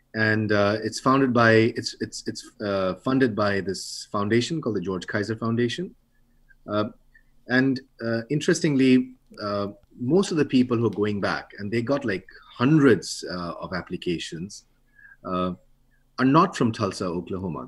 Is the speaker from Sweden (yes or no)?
no; India; now in United States; I'm from India, you know, I would, I have, I've uh, really old parents there.